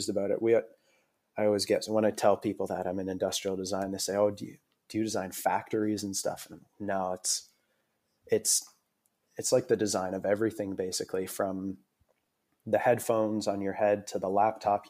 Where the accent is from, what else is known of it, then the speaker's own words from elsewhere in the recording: Aurora, Ontario, Canada; moved away as an adult; also born or lived in Toronto, Canada; now in Australia; I was born in a town called Aurora, which is about 45 minutes north of Toronto